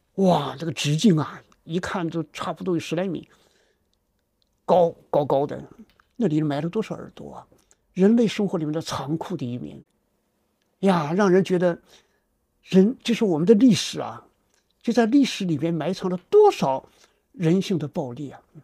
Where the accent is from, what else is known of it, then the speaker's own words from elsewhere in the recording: China; 我们中国人